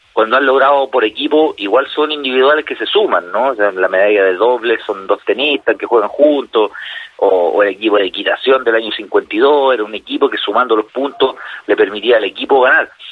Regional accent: Chile; como chilenos

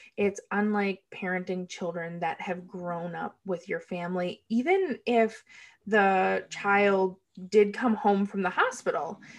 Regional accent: United States; I am from the United States

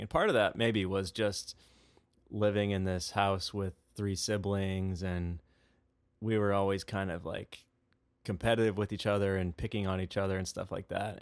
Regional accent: Webster Groves, Missouri, United States; also born or lived in Chicago, Illinois; we moved to Saint Louis, Missouri. and that's where I grew up

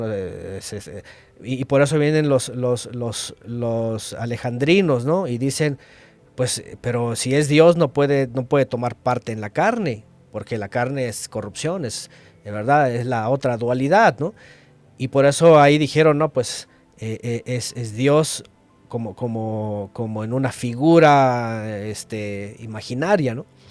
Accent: Mexico; yo lastimosamente nací en México

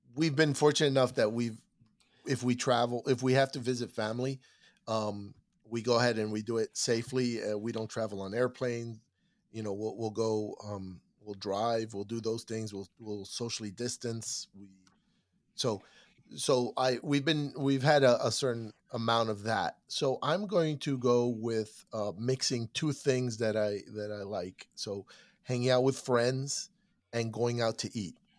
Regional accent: Miami, Florida, United States; born and raised in Miami

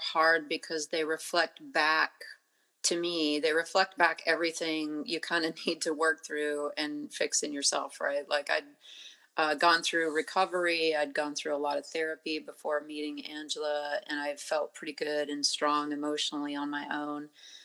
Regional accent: Montana, United States; moved away; Growing up in Montana near the Blackfeet Reservation

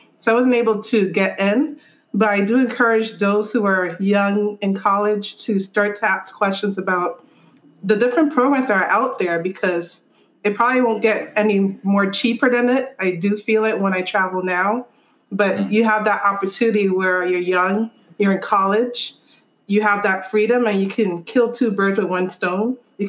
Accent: New York City, New York, United States; born and raised in Brooklyn, by the way, so I'm repping for my people.

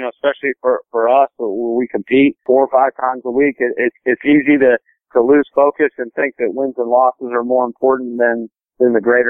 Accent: Cincinnati, Ohio, United States; also born or lived in Indiana; I grew up just outside of Cincinnati, Ohio. I was born in Indiana. I grew up outside of Cincinnati, Ohio

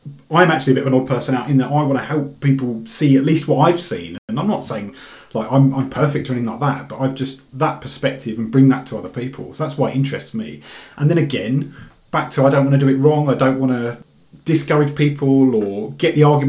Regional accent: Dagenham, London, United Kingdom; moved away as an adult; now in Glasgow, United Kingdom; I grew up in East London, Dagenham.

